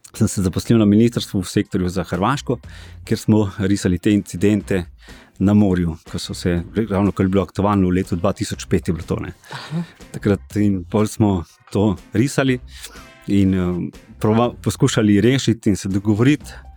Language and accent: Slovenian; Ilirska Bistrica, Slovenia; sem drugače iz Dilerske bistrice